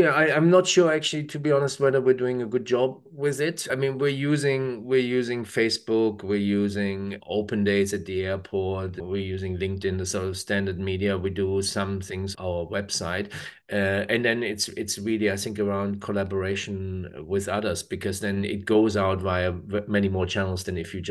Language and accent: English; Germany; English is a second language; now in New Zealand; And I grew up in Germany, so obviously.